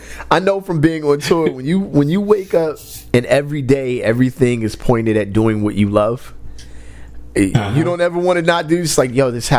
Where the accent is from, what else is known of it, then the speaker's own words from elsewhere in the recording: West Covina, California, United States; also born or lived in South Central Los Angeles; growing up in West Covina, when we moved back to West Covina